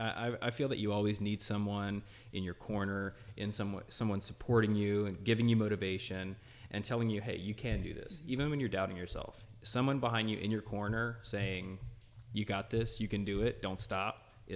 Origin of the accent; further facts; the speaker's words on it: Lafayette, Louisiana, United States; moved away as an adult; also born or lived in Missouri / Georgia; now in Brownsville, United States; I'm from Lafayette, Louisiana, a little town about an hour and a half west of New Orleans. I'm the youngest of seven. We were a lower middle class family growing up.